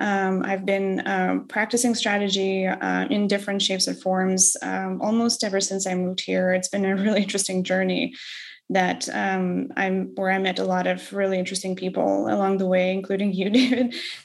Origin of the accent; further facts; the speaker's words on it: Odesa, Odesa Oblast, Ukraine; English is a second language; I actually continue going to Odessa frequently. I've been freelancing before I started my recent job. I've been freelancing for 3 years and spent a lot of time back at home. My family still lives there.